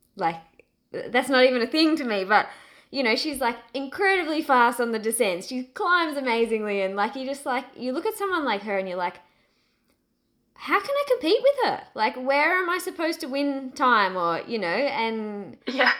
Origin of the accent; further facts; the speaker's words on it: Australia; my being an Aussie